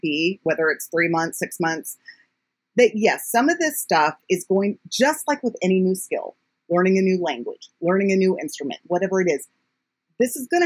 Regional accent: United States; as an American

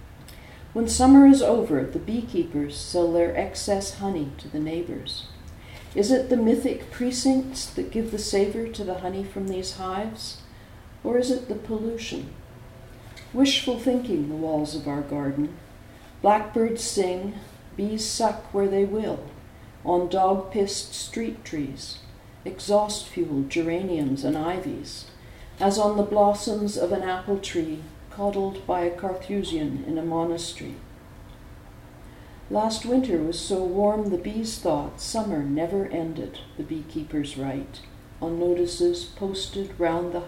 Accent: Vancouver, British Columbia, Canada; also born or lived in San Francisco Bay Area; now in France; I was born in Canada. I grew up on the west coast of Canada, Vancouver, and we're pretty Scottish there

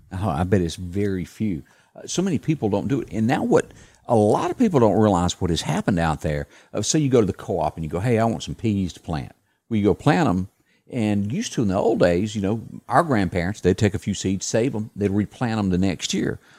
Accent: the South, United States; I was a kid and I grew up in the South deer hunting

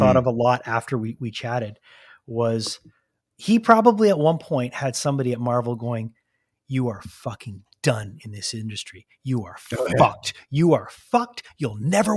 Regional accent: Canada; as a Canadian

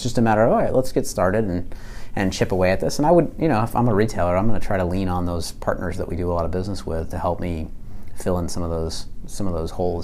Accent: Massachusetts, United States; I'm from Massachusetts.

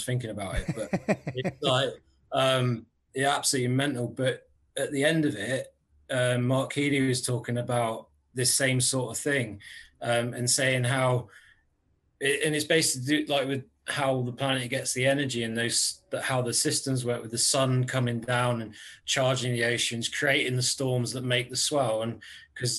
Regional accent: Cornwall, South West England, United Kingdom; also born or lived in Aldershot; I actually still live in the same village I grew up, so like right down here in Cornwall.

